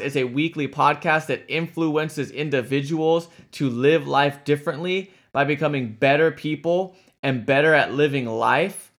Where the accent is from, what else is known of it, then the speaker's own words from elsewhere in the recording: California, United States; from California, my home state.